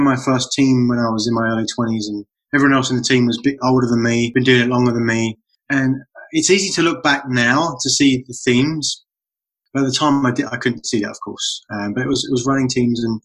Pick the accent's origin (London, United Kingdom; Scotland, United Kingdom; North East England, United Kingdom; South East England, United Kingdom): London, United Kingdom; moved away as an adult; also born or lived in Florida / New York; now in North Carolina, United States; growing up in London, just outside of London